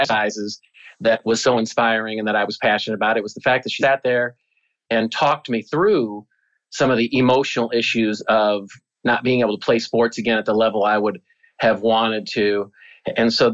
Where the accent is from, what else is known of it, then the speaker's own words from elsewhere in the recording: Cedar Rapids, Iowa, United States; I grew up in Cedar Rapids, Iowa, which is a very blue-collar town.